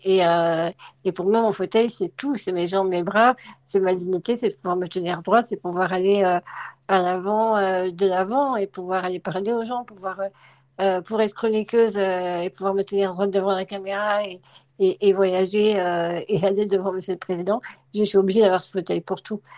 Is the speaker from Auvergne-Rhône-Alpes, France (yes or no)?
yes; Lyon, Auvergne-Rhône-Alpes, France; moved away as an adult; also born or lived in Vénissieux / Drôme; Je suis née à Vénissieux, mais j'ai grandi à Lyon. au centre de Lyon